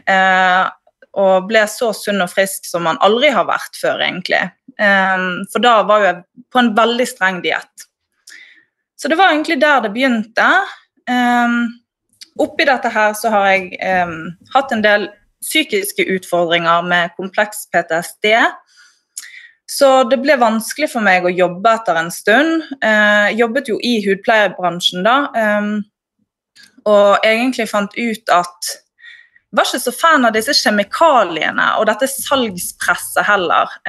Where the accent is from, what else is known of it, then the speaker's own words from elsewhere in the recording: Bergen, Vestland, Norway; accent: Bergen dialect; moved away as an adult; Ja, jeg flyttet fra Bergen opp hit i sommer, da.